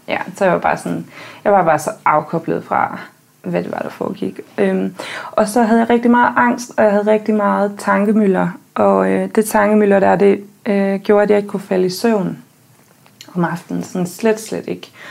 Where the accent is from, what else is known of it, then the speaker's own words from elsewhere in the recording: countryside outside Aarhus, Central Denmark Region, Denmark; jeg er født og opvokset på landet uden for Aarhus